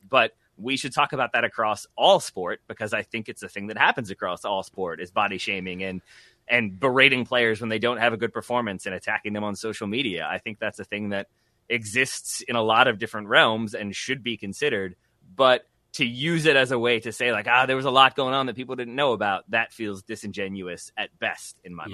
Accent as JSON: {"language": "English", "country": "United States", "said": "I am American"}